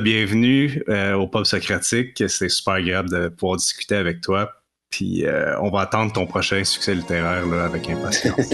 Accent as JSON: {"language": "French", "region": "Quebec", "country": "Canada", "said": "chez nous, au Québec et au Canada"}